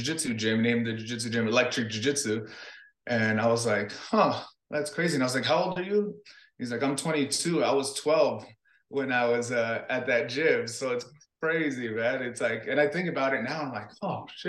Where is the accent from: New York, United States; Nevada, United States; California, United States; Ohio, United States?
California, United States; Los Angeles; also born or lived in Buena Park, California / Guatemala (ancestry); I grew up in South Central LA to Buena Park, California.